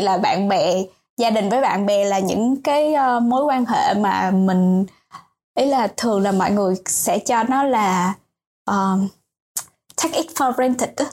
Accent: Ninh Thuận, Vietnam; moved away as an adult; now in Ho Chi Minh City, Vietnam; chị quê ở ninh thuận

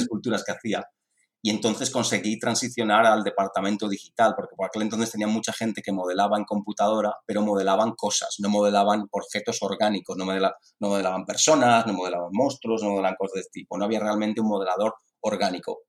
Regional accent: Madrid, Community of Madrid, Spain; moved away; soy originalmente de España, nací en Madrid

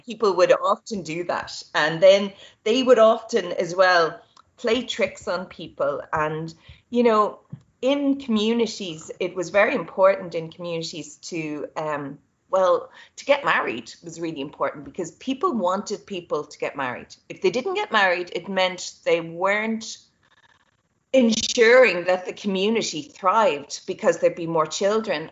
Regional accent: Ireland; we in Ireland

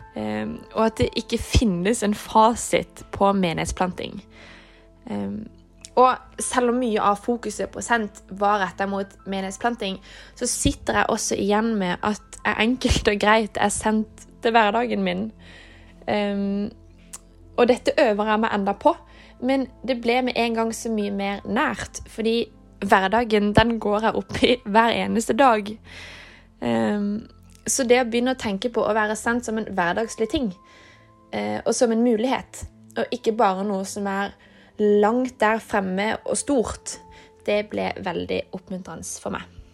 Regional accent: Kristiansand, Agder, Norway; moved away as an adult; now in Oslo, Norway; jeg kommer fra Kristiansand, men jeg studerer i Oslo

